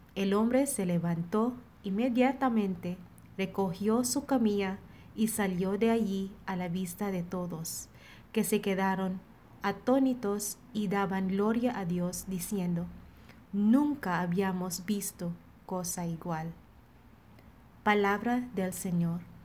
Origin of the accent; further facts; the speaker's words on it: Philippines; now in Monterrey, Mexico; misionera filipina destinada en la comunidad de Monterrey.